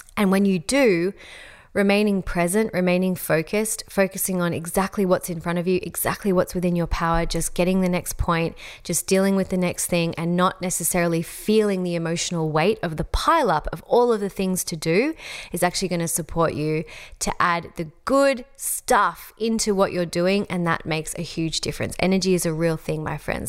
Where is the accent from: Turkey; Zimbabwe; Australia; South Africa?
Australia; accent: Australian; my Australian accent